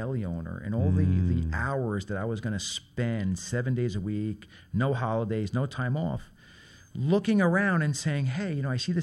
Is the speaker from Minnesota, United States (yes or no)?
no; New York City, New York, United States; growing up in Brooklyn and being in a working-class neighborhood